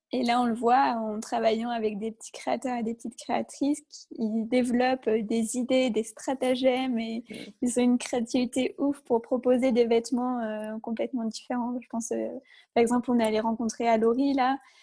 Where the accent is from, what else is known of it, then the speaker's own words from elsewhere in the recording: Isère, Auvergne-Rhône-Alpes, France; now in Lyon, France; on a grandi pas très loin, on vient d'Isère toutes les deux